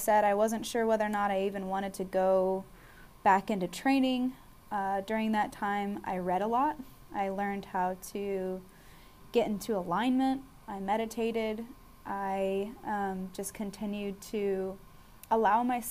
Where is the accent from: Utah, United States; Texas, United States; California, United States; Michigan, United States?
Texas, United States; Austin; now in San Antonio, United States; I am originally born and raised in Austin, Texas, the best city in the state by far. I'm currently residing in San Antonio, Texas